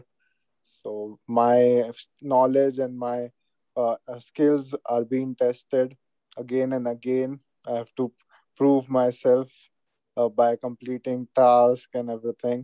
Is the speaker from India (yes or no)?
yes; India; moved away as an adult; now in United States; I'm from India.